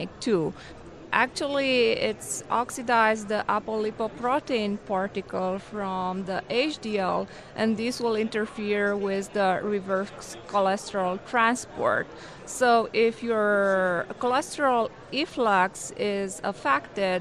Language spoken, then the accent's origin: English; Romania; moved away as an adult; also born or lived in New York City, United States; now in Oklahoma City, United States; I'm originally from Romania. I did medical school in Romania, and I came in United States for residency